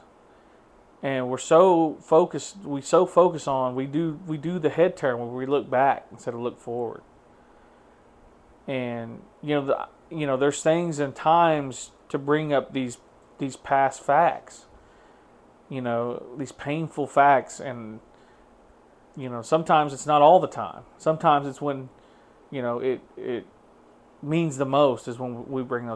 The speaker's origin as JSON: {"language": "English", "town": "Tahlequah", "region": "Oklahoma", "country": "United States", "moved": "yes", "said": "I come from Tahlequah, Oklahoma"}